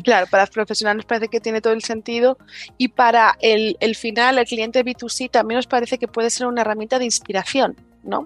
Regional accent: Spain

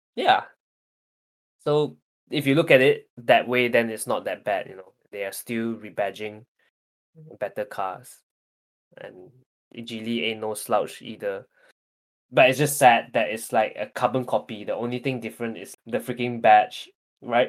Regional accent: Malaysia; as Malaysians

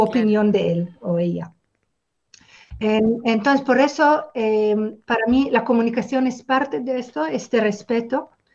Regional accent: Israel; moved away; Yo vengo de Israel

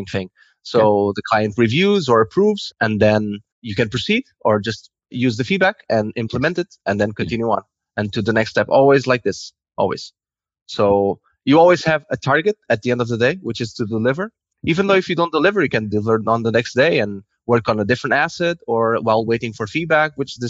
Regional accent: Lisbon, Portugal; moved away as an adult; now in Spain; I'm from Portugal. I'm from Lisbon, but I work in Spain

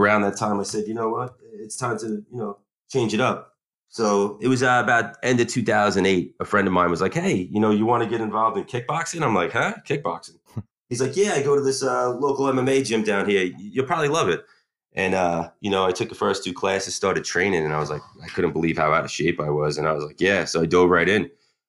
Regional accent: Long Island, New York, United States; I grew up on Long Island with her

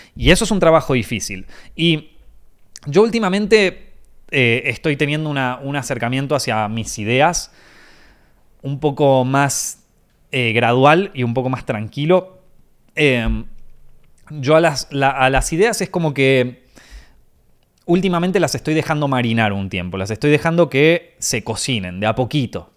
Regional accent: Argentina; moved away as an adult; now in Spain

